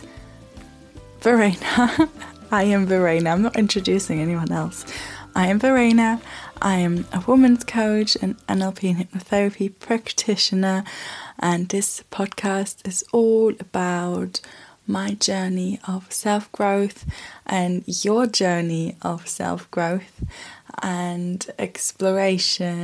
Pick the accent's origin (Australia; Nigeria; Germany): Germany; now in United Kingdom; I'm from Germany and I've been living in Europe